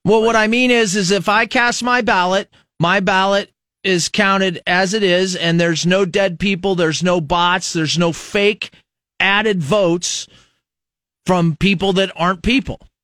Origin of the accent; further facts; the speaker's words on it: United States; As an American